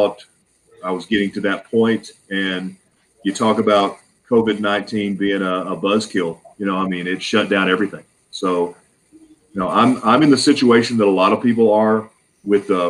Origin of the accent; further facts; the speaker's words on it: Arkansas, United States; I grew up in Arkansas